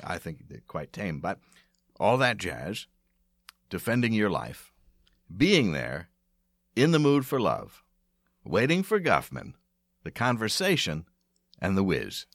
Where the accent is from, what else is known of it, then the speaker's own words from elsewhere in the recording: outside of Philadelphia, Pennsylvania, United States; moved away; also born or lived in Bryn Mawr / Providence, Rhode Island; I grew up outside of Philadelphia